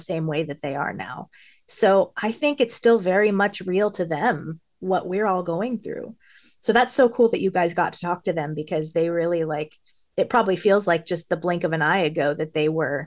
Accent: Los Angeles, California, United States; I grew up in Hollywood, and I used to walk down La Brea all the time

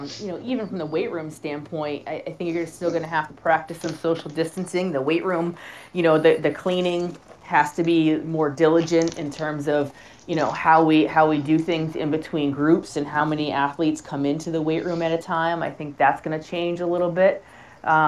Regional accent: Boston, Massachusetts, United States; I'm from Boston, so talk too fast and too much

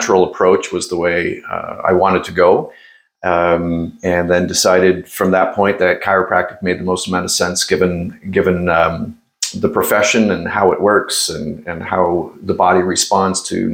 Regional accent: Norfolk County, Ontario, Canada; also born or lived in Toronto; I grew up in Norfolk County, married my high school sweetheart, and the two of us live in a rural Norfolk

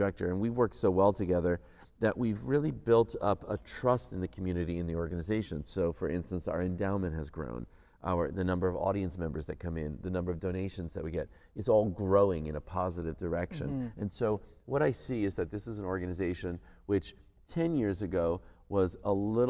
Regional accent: United States; now in Windsor, Canada; I'm an American.

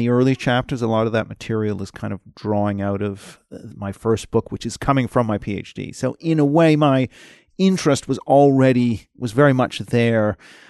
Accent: Tokyo, Japan; You know, I grew up 8 years in Tokyo. I mean, from being very young, like, you know, 2-3 up until about age 7, and then a second time, age 10 and 11. I went to an international school

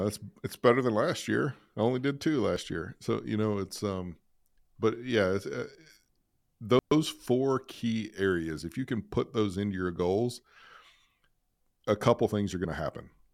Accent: Alabama, United States; I grew up in Alabama

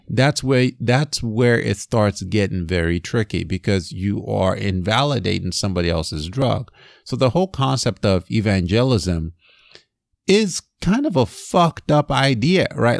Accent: Nigeria; moved away; I grew up in Nigeria

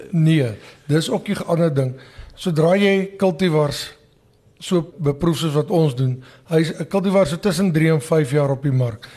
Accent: Delareyville, North West, South Africa; also born or lived in Wonderfontein, Mpumalanga; now in Mpumalanga, South Africa; Ek is gebore in Delareyville distrik in die Noordweste.

